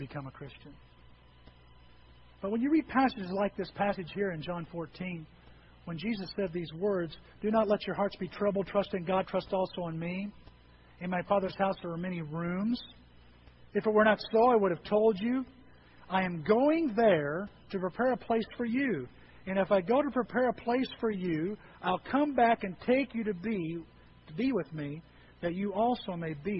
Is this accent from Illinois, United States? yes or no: yes; Edwards County, Illinois, United States; moved away; I grew up in Edwards County